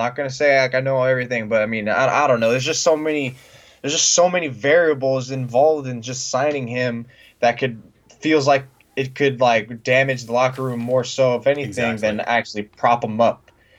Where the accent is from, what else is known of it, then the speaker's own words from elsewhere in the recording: Bay Area, California, United States; I've been born and raised in the Bay Area my whole life. I spent a year living in San Jose for going to San Jose State.